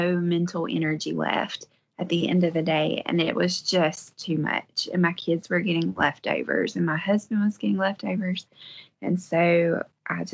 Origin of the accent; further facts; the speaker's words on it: Western North Carolina, United States; I am from Western North Carolina, and we live on a 3-acre homestead